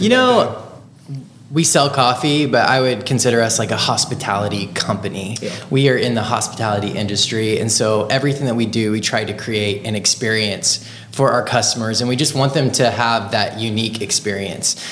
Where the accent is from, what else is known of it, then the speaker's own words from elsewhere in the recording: Marion, United States; moved away as an adult; also born or lived in Kansas City; I grew up in Marion